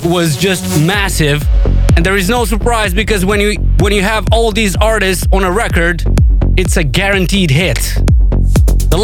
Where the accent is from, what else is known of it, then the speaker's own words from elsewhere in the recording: Chisinau, Moldova; my hometown of Moldova, Chisinau